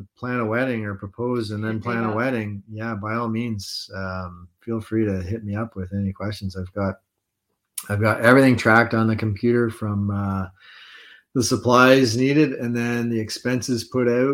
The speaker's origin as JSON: {"language": "English", "town": "Englehart", "region": "Ontario", "country": "Canada", "tie": "born or raised there", "moved": "yes", "said": "we just came back from a trip up north to my hometown of Englehart"}